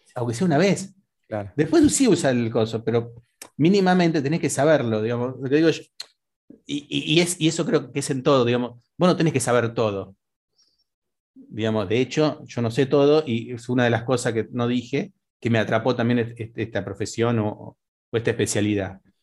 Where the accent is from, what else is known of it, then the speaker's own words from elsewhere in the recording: Las Toninas, Buenos Aires Province, Argentina; yo soy de la costa, entonces le dije soy de las Toninas.